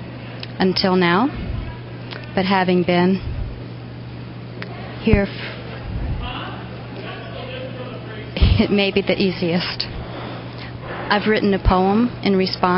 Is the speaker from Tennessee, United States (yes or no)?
yes; Chattanooga, Tennessee, United States; I'm from Chattanooga, Tennessee.